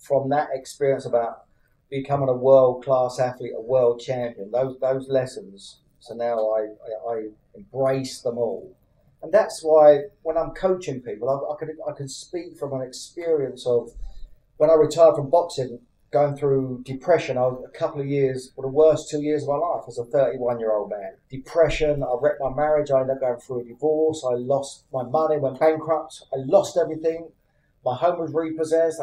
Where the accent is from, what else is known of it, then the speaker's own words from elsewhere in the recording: Luton, East of England, United Kingdom; in Luton, my hometown.